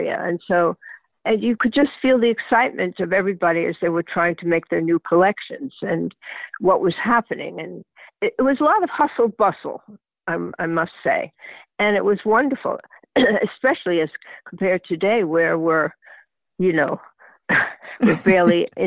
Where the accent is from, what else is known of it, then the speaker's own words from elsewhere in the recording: New York, United States; I grew up in the Garment Center before I was modeling in the Garment Center